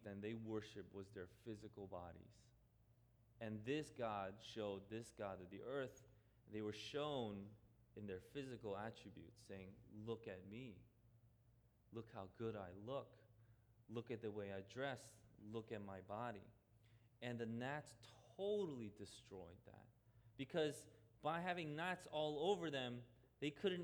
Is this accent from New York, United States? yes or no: yes; New York City, New York, United States; I grew up in Queens, I didn't grow up in Jersey